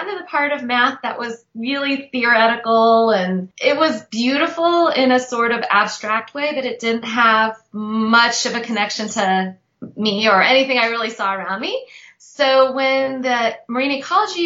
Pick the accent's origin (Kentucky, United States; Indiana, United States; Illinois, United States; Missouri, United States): Missouri, United States; St. Louis; also born or lived in Israel; now in Austin, United States; I grew up totally landlocked in Missouri, in St. Louis